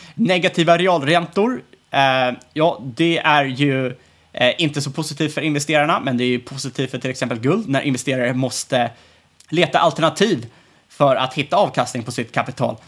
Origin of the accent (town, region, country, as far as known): Sweden